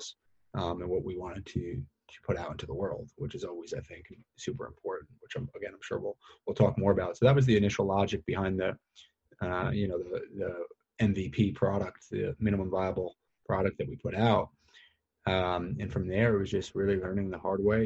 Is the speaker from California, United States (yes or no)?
no; New York, United States; moved away as an adult; also born or lived in Philadelphia; I was based in Philadelphia, but we grew up in New York